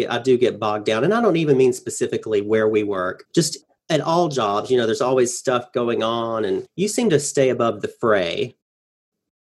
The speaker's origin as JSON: {"language": "English", "town": "Hulaco", "region": "Alabama", "country": "United States", "tie": "born or raised there", "said": "I grew up in Church of Christ up there in Hulaco, Alabama"}